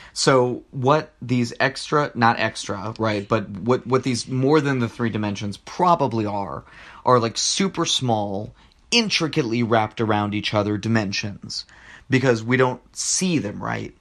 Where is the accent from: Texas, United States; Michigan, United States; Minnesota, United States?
Texas, United States; Rio Grande Valley; moved away; I'm from the Rio Grande Valley